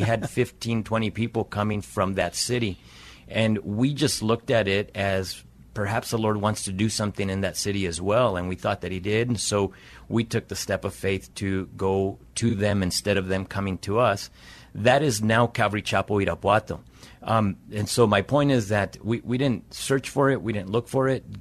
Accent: Las Cruces, New Mexico, United States; moved away as an adult; also born or lived in Albuquerque, New Mexico / Chihuahua, Mexico (family); now in San Antonio, United States; I'm from New Mexico originally. Um, grew up in the Las Cruces area.

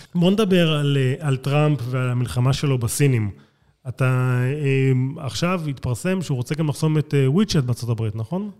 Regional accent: Israel; אני לא אמריקאי, אני ישראלי

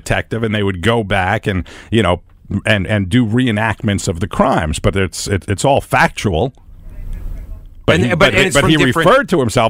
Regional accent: New York, United States; I'm Italian from New York.

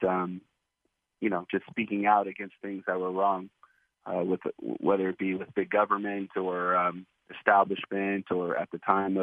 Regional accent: Oakland, California, United States; moved away as an adult; also born or lived in Seattle, Washington / Sacramento, California; now in Anderson Township, Ohio, United States; we moved back home, and that was Oakland, California. So I grew up in the Bay Area

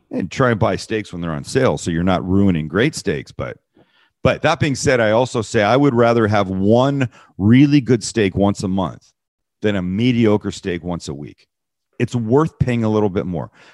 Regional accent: Vancouver, British Columbia, Canada; moved away; I'm from Vancouver, Canada

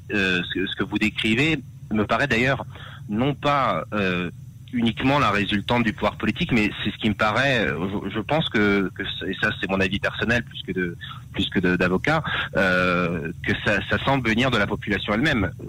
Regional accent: France; Euh, je, nous venons de France et, effectivement on sait qu'en France la vaccination est obligatoire dans, dans certains cas.

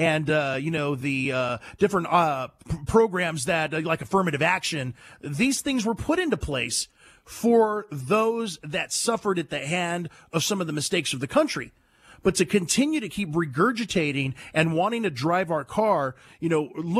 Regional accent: United States; I was born in America

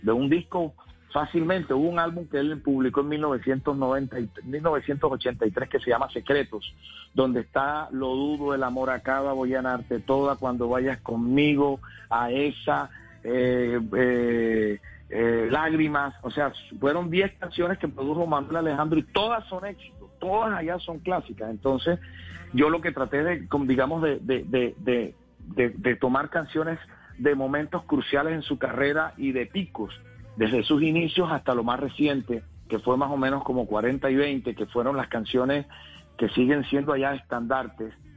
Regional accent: Cartagena, Bolívar, Colombia; born or raised there

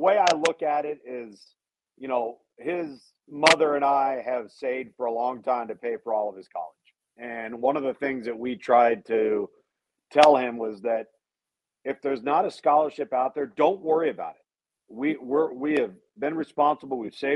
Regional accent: Southern California, United States; also born or lived in Pasadena, California / Tempe, Arizona; I was born in Pasadena, grew up predominantly entirely in Southern California, aside from several years in Tempe, Arizona, when my dad was at Arizona State

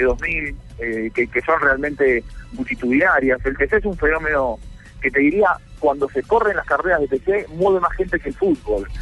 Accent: Argentina; como argentino, a mí me pasa

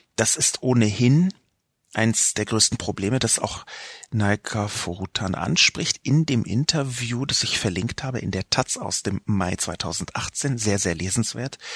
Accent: Berlin, Germany; Ich bin aus West-Berlin, in West-Berlin geboren, in West-Berlin auch aufgewachsen

